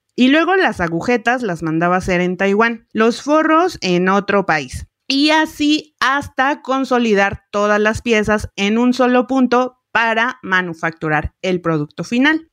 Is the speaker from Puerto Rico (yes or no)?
no; Mexico